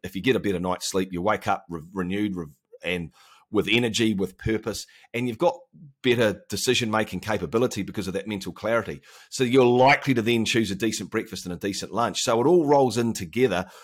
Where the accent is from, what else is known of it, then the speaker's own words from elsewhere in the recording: Auckland, New Zealand; So I live in Auckland, New Zealand, which is the biggest city in New Zealand. We're not far from Australia. Of course, we have a great bond with those guys. Um, I've lived here my entire life